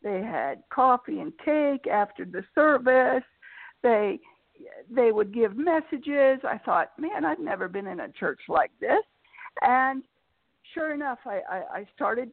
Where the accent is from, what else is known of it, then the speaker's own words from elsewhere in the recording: Florida, United States; As a teenager, I was growing up in Florida